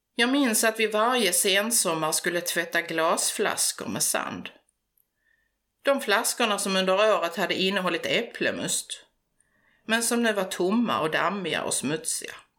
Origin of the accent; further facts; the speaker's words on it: Förslöv, Skåne, Sweden; Jag är en bondflicka från Förslöv, en liten by precis söder om Hallandsåsen i nordvästra Skåne. Uppväxt på landet med djur och natur omkring mig